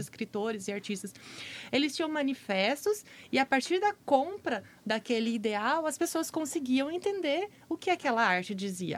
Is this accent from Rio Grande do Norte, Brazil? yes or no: no; Araçatuba, São Paulo, Brazil; now in Campo Grande, Brazil; Tô falando lá da minha cidade, Araçatuba